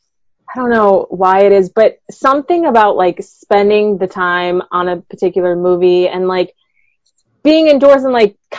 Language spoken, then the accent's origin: English; Wisconsin, United States; moved away as an adult; now in Colorado, United States; I grew up in Wisconsin